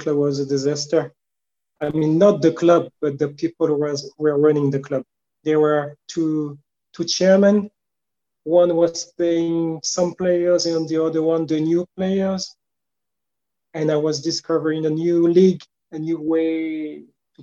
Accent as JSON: {"language": "English", "town": "Le Havre", "region": "Normandy", "country": "France", "tie": "born or raised there", "accent": "French", "first_language": "French", "second_language": "English", "said": "I was born in Le Havre, and when I was 12, I went to the bigger club here"}